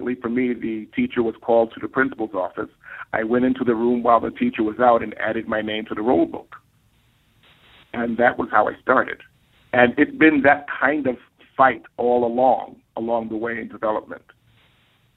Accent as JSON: {"language": "English", "town": "New York City", "region": "New York", "country": "United States", "tie": "born or raised there", "said": "I grew up in East Harlem and South Bronx in what has been called the war zone"}